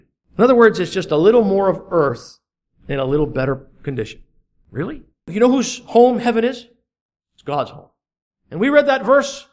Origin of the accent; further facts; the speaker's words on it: United States; now in Canada; I'm a dual citizen. I was born in the United States and I applied for my Canadian citizenship.